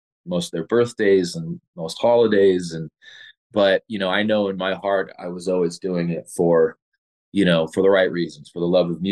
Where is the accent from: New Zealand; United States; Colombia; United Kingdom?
United States; Los Angeles, California; moved away as an adult; also born or lived in Lawndale, California / Torrance, California; now in Colorado, United States; I'm born and raised in Los Angeles